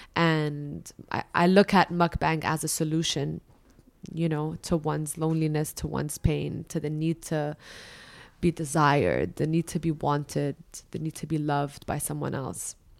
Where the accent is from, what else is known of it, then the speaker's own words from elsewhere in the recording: Dubai, United Arab Emirates; also born or lived in Lebanon; I was born and raised in Dubai